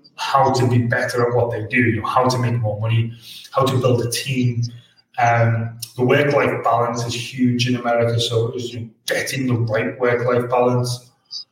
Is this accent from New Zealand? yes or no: no; Liverpool, North West England, United Kingdom; I'm from Liverpool, which you can pick up from the accent.